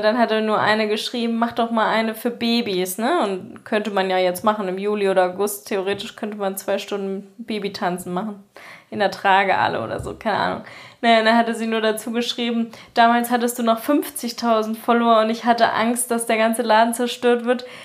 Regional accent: Eschwege, Hesse, Germany; das Open Flair ist in meiner Heimat halt so ein bekanntes Festival

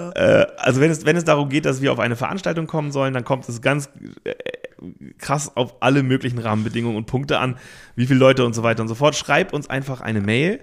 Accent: Hamburg, Germany; moved away as an adult; also born or lived in Cologne; wir als Hamburger äh, Kids, als wir da nach Köln gezogen sind

